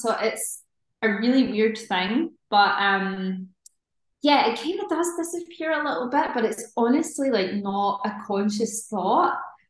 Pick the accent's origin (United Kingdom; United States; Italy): United Kingdom; Scotland; I think it's just a sort of a regional thing depending on where you are in Scotland. My accent's pretty neutral, but I've worked on it as well from when I was younger just to neutralize it a little bit